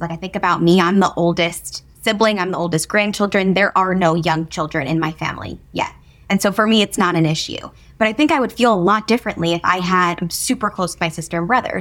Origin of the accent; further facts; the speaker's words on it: New Jersey, United States; moved away as an adult; now in New York City, United States; I grew up in New Jersey, so moving to New York City was not a, a big thing